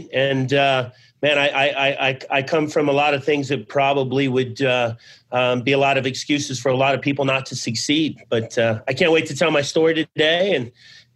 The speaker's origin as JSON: {"language": "English", "town": "Abbeville", "region": "Louisiana", "country": "United States", "tie": "born or raised there", "also_born_or_lived": "Ely, Nevada / Arizona", "moved": "yes", "said": "I was born in Abbeville, Louisiana"}